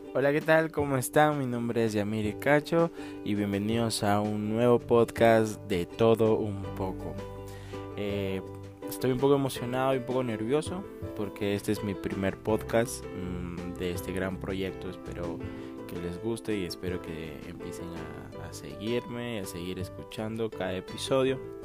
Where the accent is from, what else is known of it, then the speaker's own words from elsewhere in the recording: Arequipa, Peru; yo soy de Arequipa, Perú